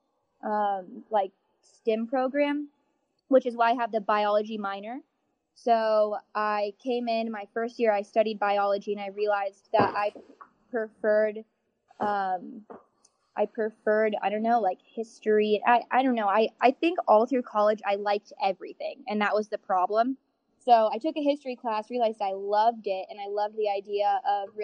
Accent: Elizabethtown, Kentucky, United States; I'm from Elizabethtown originally

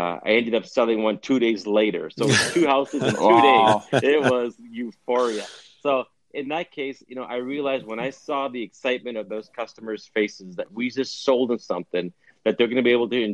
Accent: Winnipeg, Manitoba, Canada; now in United States; we were born and raised in Winnipeg. My dad was, at least, and all of us kids were.

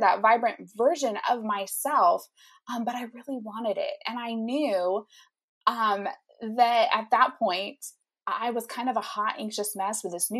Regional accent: Indiana, United States; I'm from Indiana. I live there with my husband, Nate

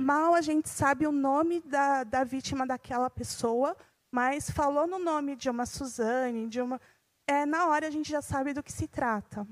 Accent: São Paulo, Brazil; sou aqui de São Paulo mesmo

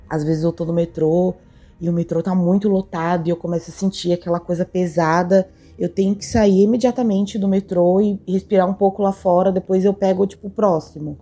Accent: São Paulo, Brazil; eu sou de São Paulo

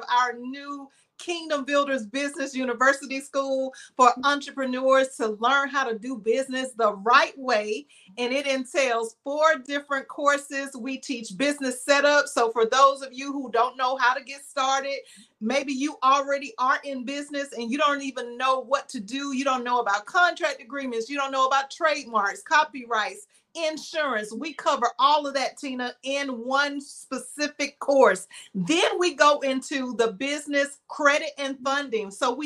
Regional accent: South Carolina, United States; I'm from South Carolina. Because we here in South Carolina

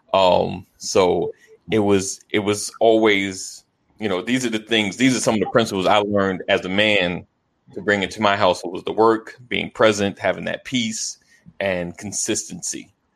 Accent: Roosevelt, New York, United States; I grew up in New York, Roosevelt, New York

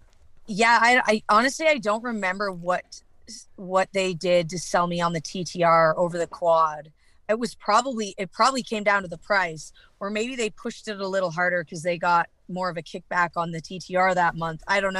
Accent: British Columbia, Canada; accent: Canadian; moved away as an adult; now in Texas, United States; So I'm from Canada. Okay. I was in BC all my life, but I've recently moved to Texas.

